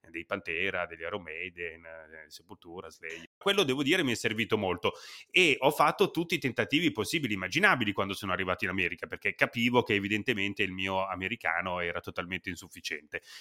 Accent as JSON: {"language": "Italian", "country": "Italy", "accent": "Italian", "said": "È che si sentiva tantissimo il mio accento italiano."}